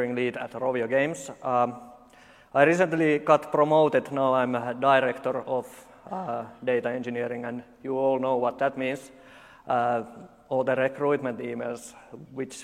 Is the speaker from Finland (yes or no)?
yes; Finland; I'm from Finland, this is how we talk.